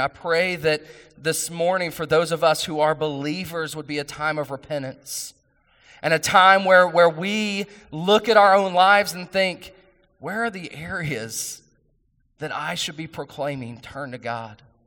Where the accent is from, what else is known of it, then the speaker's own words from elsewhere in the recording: West Virginia, United States; I'm from West Virginia